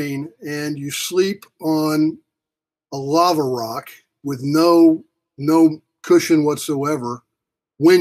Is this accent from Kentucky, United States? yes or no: no; Oklahoma City, Oklahoma, United States; I grew up in Oklahoma City